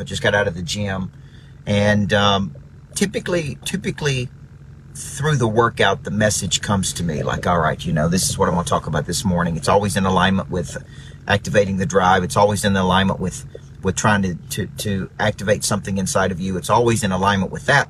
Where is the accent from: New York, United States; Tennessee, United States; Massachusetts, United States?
Tennessee, United States; Murfreesboro; moved away; Murfreesboro, Tennessee, my hometown